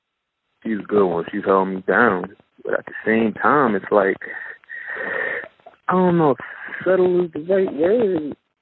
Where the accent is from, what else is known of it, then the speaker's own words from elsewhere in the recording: New York City, New York, United States; moved away as an adult; now in Charlotte, United States; And I'm from Brooklyn, New York. We're both from Brooklyn, New York. I recently located down in Charlotte, North Carolina.